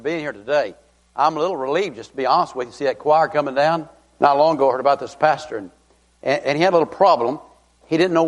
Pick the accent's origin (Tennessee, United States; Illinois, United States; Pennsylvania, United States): Tennessee, United States; I'm from Tennessee